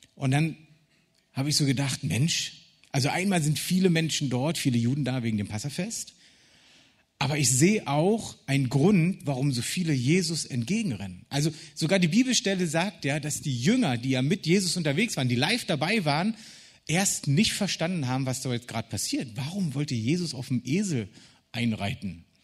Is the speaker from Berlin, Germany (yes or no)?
yes; Berlin, Germany; Ich als Berliner